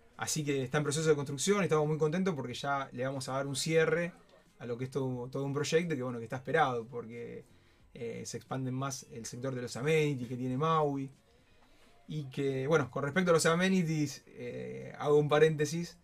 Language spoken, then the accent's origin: Spanish; Soldini, Santa Fe, Argentina; somos una familia de Soldini